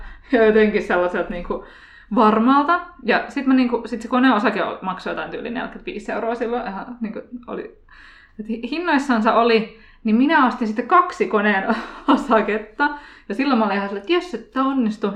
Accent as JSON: {"language": "Finnish", "town": "Turku", "region": "Southwest Finland", "country": "Finland", "moved": "yes", "lives_now": "Helsinki, Finland", "said": "Mun mies on Siilijärveltä ja mä oon Turusta"}